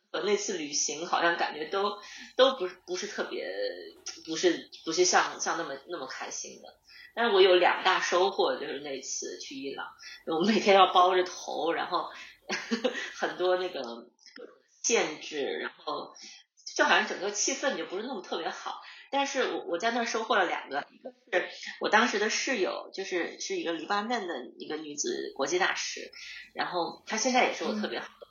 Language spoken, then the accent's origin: Chinese; Harbin, Heilongjiang, China; now in Sydney, Australia; 我在哈尔滨长，就出生和长大的